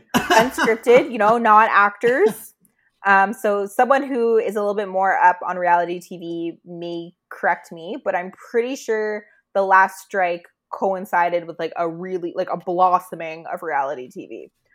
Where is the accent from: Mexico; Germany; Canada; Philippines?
Canada; we're Canadian